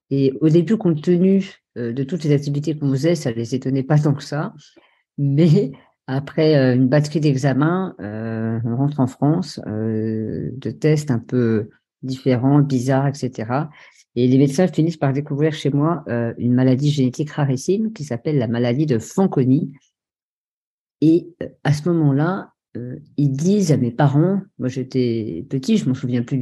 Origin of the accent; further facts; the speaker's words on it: Norway; born there; je suis né en Norvège dans une famille euh, tout à fait euh, euh, classique